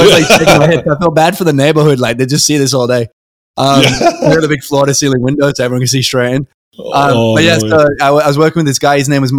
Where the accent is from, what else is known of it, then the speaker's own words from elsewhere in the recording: United Kingdom; also born or lived in Adelaide, Australia; You know, I'd moved around because I'm British. I'd moved a couple of times and I had about 20 friends.